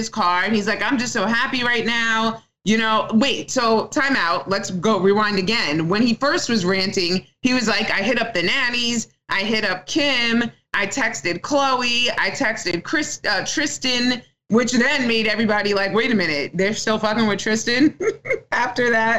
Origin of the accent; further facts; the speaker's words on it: New York City, New York, United States; I'm from Staten Island